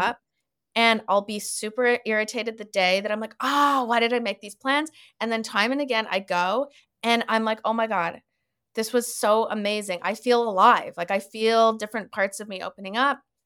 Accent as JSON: {"language": "English", "country": "Canada", "tie": "born or raised there", "also_born_or_lived": "Winnipeg, Manitoba / Toronto, Ontario / Montreal, Quebec", "moved": "as an adult", "lives_now": "Los Angeles, United States", "said": "I was born in Winnipeg, and then I kind of grew up in Toronto and Montreal, and now my family lives in Vancouver"}